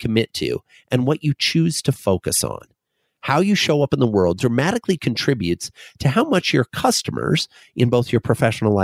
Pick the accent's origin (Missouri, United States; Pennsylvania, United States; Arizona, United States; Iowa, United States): Iowa, United States; Fort Dodge; moved away; I grew up in a small town in northwestern Iowa called Fort Dodge